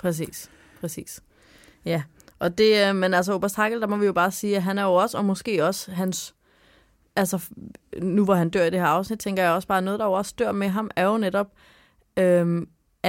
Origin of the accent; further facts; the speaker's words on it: Sorø, Zealand, Denmark; i Sorø, hvor jeg er fra